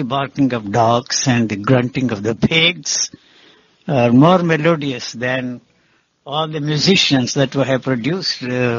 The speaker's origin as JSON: {"language": "English", "country": "India", "second_language": "English", "said": "Although I come from India, still I cannot stand the North Indian classical music."}